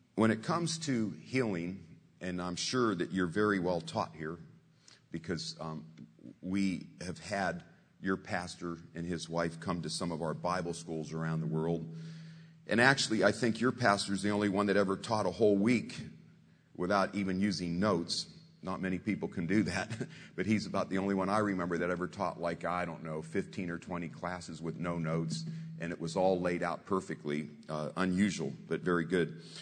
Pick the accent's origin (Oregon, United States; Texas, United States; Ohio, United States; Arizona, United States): Ohio, United States; Warren; moved away; I'm simple folk from Warren, Ohio, a town of 50,000